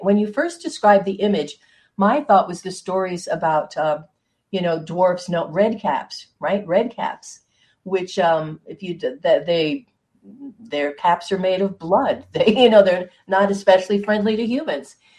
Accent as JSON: {"language": "English", "area": "Hudson Valley", "region": "New York", "country": "United States", "tie": "born or raised there", "said": "I grew up in the Hudson Valley"}